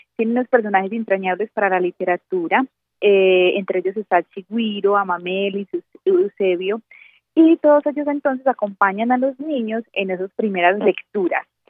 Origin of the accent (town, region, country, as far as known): Colombia